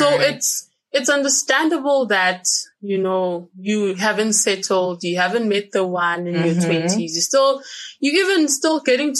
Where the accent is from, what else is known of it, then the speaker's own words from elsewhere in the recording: Johannesburg, Gauteng, South Africa; I am Pilates friend, and I'm from Joburg